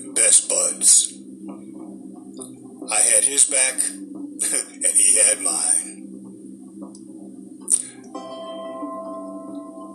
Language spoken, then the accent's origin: English; Boston, Massachusetts, United States; we were raised up in the Boston area, so we had snow in the wintertime